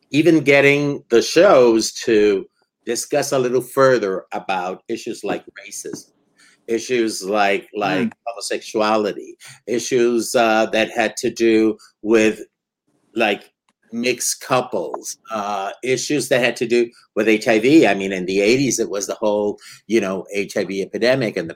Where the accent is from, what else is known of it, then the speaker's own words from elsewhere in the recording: Puerto Rico; also born or lived in New York; so, soy de Puerto Rico. I'm from Puerto Rico, and uh, yeah. uh, and and from New York, of course.